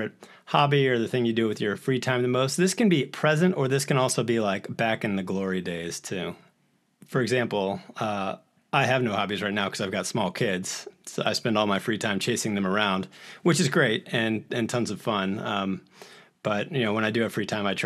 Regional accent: New Orleans, Louisiana, United States; I grew up here in New Orleans, so I'm sort of back home where I'm practicing

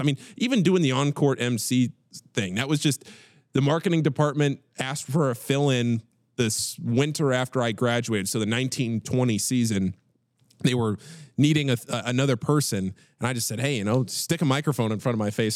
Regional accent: Northern Virginia, United States; now in Cincinnati, United States; I'm born and raised in Northern Virginia, about fifteen miles outside of D C.

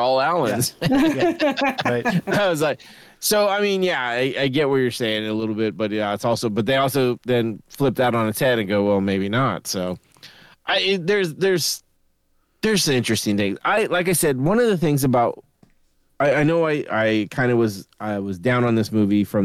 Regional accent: Sacramento, California, United States; it was from Sacramento and I grew up in Sacramento.

